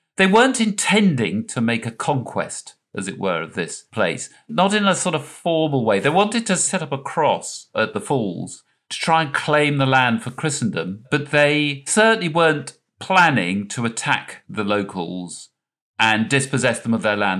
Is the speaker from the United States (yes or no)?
no; England, United Kingdom; in England, we have nothing like the James River